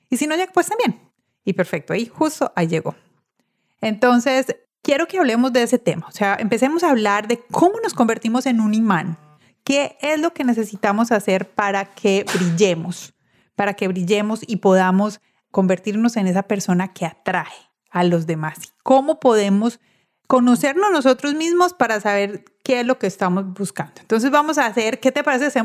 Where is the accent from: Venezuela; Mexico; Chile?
Venezuela; also born or lived in Tulsa, Oklahoma; now in South Florida, United States; Soy venezolana.